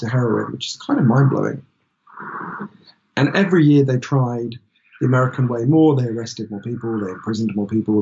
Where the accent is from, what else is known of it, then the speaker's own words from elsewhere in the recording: United Kingdom; we're British